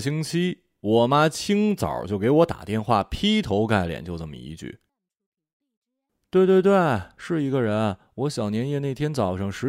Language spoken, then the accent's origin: Chinese; Shanghai, China; 我们上海人不玩这个，这不是我们的运动项目。